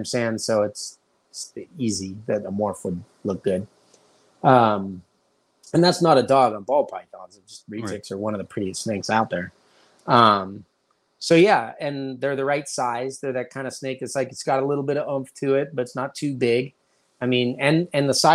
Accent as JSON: {"language": "English", "town": "Pittsburgh", "region": "Pennsylvania", "country": "United States", "tie": "born or raised there", "also_born_or_lived": "Orange County, California", "moved": "as an adult", "said": "I was born here."}